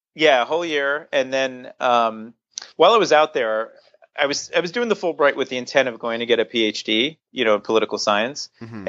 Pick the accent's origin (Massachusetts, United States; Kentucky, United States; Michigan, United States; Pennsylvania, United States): Pennsylvania, United States; Hershey; moved away; I grew up in Hershey, Pennsylvania, in Central Pennsylvania